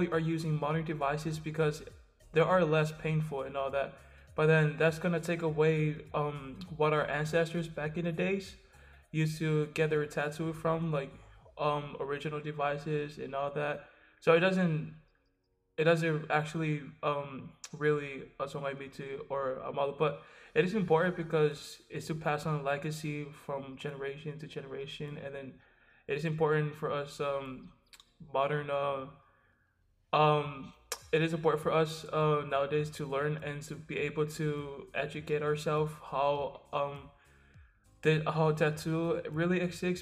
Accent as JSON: {"language": "English", "country": "American Samoa", "said": "I'm from American Samoa"}